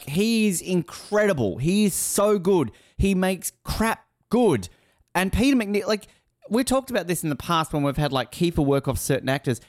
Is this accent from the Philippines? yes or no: no; Australia; I'm Australian